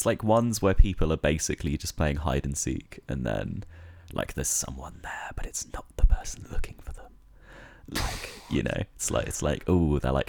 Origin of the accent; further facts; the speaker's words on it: West Midlands, United Kingdom; now in Brighton, United Kingdom; I am 21 years old.